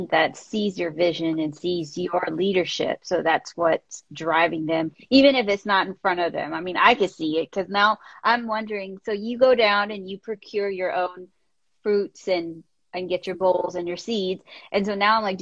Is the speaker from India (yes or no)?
yes; India; I'm an Indian woman, comes from very strict Indian family